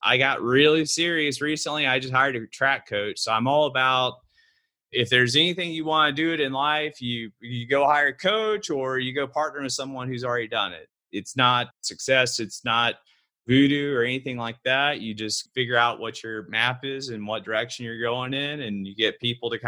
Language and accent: English; Fort Worth, Texas, United States; also born or lived in Austin, Texas; I was born in Fort Worth